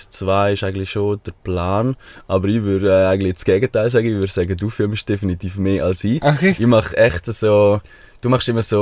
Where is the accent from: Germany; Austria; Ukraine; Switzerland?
Switzerland; Chur, Graubünden; born there; Auf jeden Fall … 26, äh, geboren in Chur.